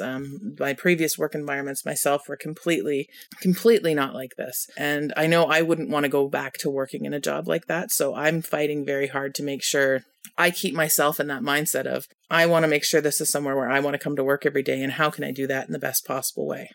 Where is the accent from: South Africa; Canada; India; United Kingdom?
Canada; As a Canadian